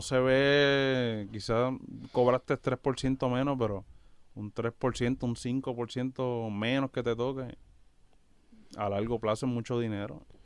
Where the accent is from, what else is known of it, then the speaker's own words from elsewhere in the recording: Yauco and Ponce, southern Puerto Rico, Puerto Rico; moved away as an adult; also born or lived in Bayamón, Puerto Rico; Somos del sur de Puerto Rico, de Yauco y de Ponce.